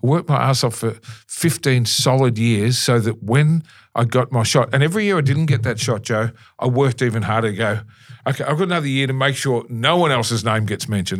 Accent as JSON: {"language": "English", "town": "Melbourne", "region": "Victoria", "country": "Australia", "tie": "born or raised there", "said": "in Melbourne, in my hometown, I love Melbourne"}